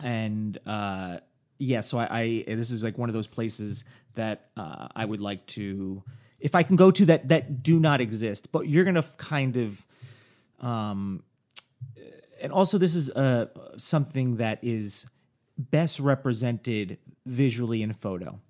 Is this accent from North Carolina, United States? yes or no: no; New York, United States; now in Los Angeles, United States; growing up in New York